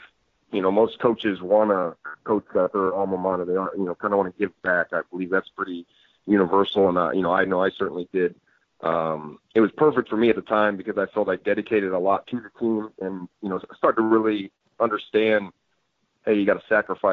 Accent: Rock Island, Illinois, United States; also born or lived in Davenport, Iowa; I grew up in Rock Island, Illinois, right there in the Quad Cities

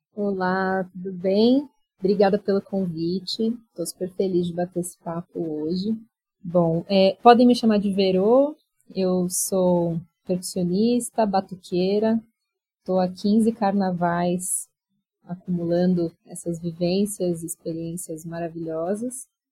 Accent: São Paulo, Brazil; also born or lived in Barão Geraldo, Campinas; Eu sou de São Paulo, então eu mudei para lá, fiquei seis anos morando em Barão Geraldo

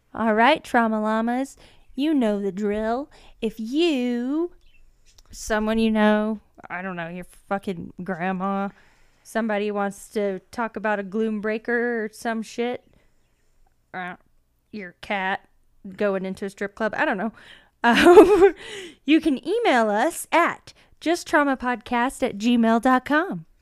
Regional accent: Georgia, United States; I'm from Georgia

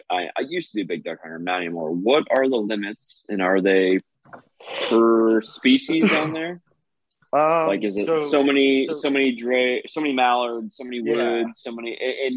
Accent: Guttenberg, Iowa, United States; I'm originally from Guttenberg, Iowa. Lived on the Mississippi my whole life

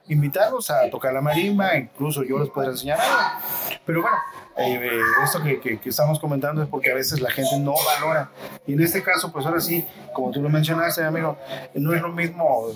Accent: Xalapa, Veracruz, Mexico; yo soy de aquí de Jalapa, soy originario de aquí de Jalapa

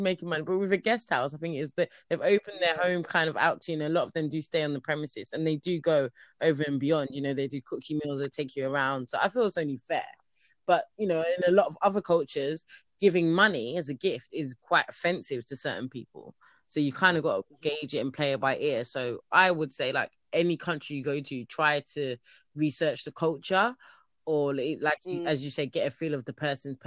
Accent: Nigeria; I am Nigerian

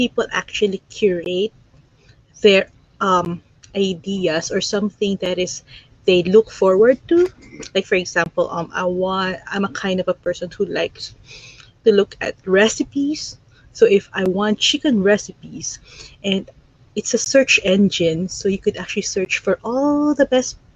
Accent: Philippines; moved away as an adult; now in Ontario, Canada; I'm originally from the Philippines. I'm an immigrant here in Canada. I'm here in Ontario right now.

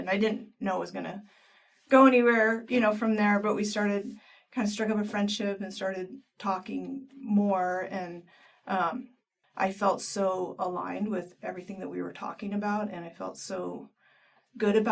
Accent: Northern California, United States; moved away as an adult; now in Boise, United States; I was born in California and mostly raised in Northern California.

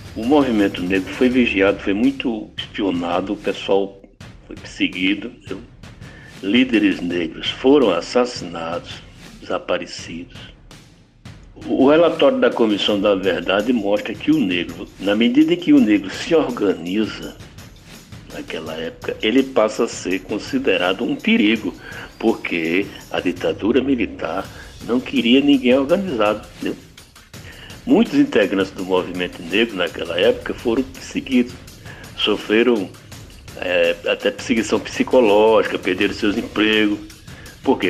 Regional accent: Timbaúba, Pernambuco, Brazil; lá na cidadezinha onde eu nasci, Timbaúba, zona da mata de Pernambuco. Eu tinha uns 16 anos

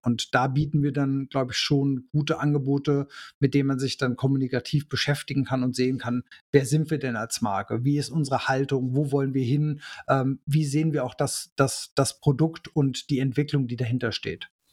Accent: Germany; bei uns in Deutschland

